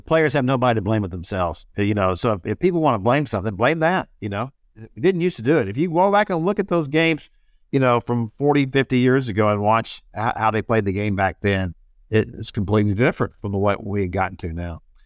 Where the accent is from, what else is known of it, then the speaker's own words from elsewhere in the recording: Houston, Texas, United States; I grew up in Houston with the Astros